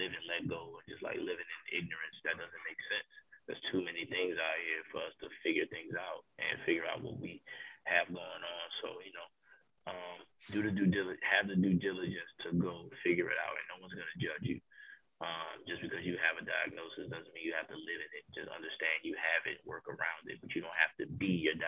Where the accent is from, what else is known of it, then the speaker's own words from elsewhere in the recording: the South, United States; being a Southern guy